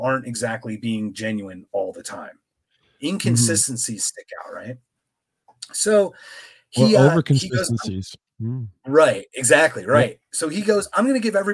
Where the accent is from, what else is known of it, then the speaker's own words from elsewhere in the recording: Philadelphia, Pennsylvania, United States; now in Phoenix, United States; I'm from Philadelphia. I live in Phoenix, pretty far away.